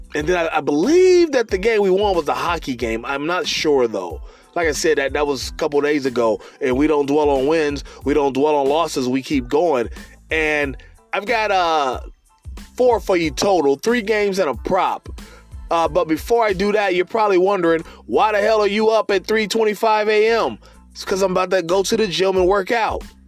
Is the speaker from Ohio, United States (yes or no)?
yes; Cincinnati, Ohio, United States; my hometown Republic of Cincinnati